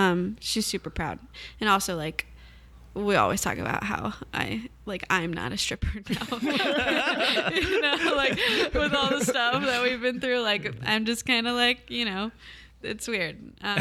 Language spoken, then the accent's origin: English; Fall River, Massachusetts, United States; born there; Oh, gosh. I was born in Fall River, Massachusetts.